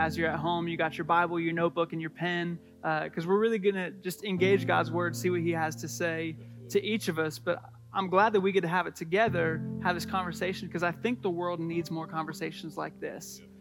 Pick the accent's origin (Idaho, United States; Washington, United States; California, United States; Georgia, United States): Washington, United States; moved away; We're from Washington State